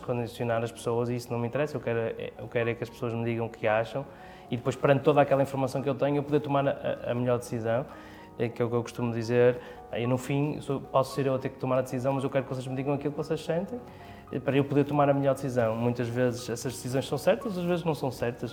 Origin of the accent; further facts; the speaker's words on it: Porto, Norte, Portugal; nasci no Porto